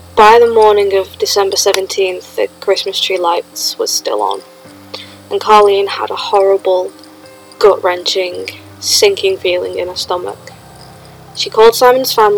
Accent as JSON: {"language": "English", "town": "Sheffield", "region": "Yorkshire and the Humber", "country": "United Kingdom", "tie": "born or raised there", "said": "I grew up about a 10-minute walk from where this happened."}